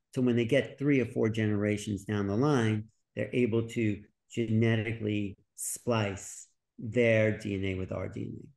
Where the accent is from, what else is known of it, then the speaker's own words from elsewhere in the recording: New York, United States; I was from New York